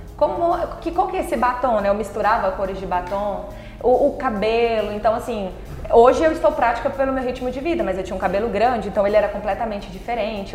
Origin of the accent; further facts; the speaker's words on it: Palmas, Tocantins, Brazil; also born or lived in Palmeirópolis; Quando eu tinha cinco meses, os meus pais se mudaram pra cá, então eu fui criada aqui em Palmas